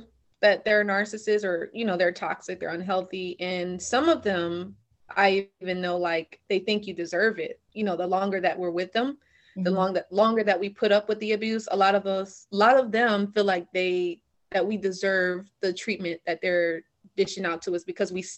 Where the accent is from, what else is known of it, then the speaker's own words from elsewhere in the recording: Delaware, United States; I grew up in Delaware.